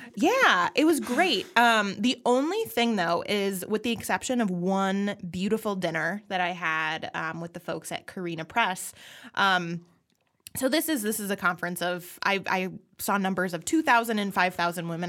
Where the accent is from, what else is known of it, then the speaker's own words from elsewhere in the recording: Minnesota, United States; I'm Minnesotan